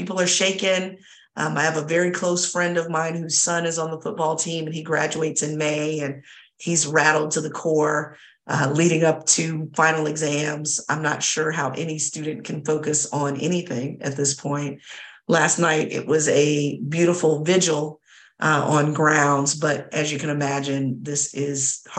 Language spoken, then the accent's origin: English; Virginia, United States; hoping and praying for healing overall for University of Virginia, state of Virginia, my home state. As y'all know, I talk both good and bad about my home state